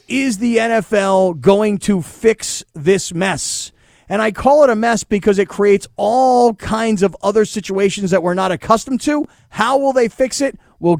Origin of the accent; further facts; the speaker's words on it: South Florida, United States; moved away; I grew up in South Florida.